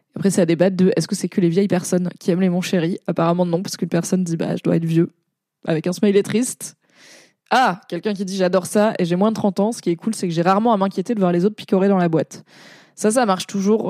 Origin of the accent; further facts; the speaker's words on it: Valence, Auvergne-Rhône-Alpes, France; moved away; il y a une grosse communauté arménienne à Valence, euh, là où j'ai grandi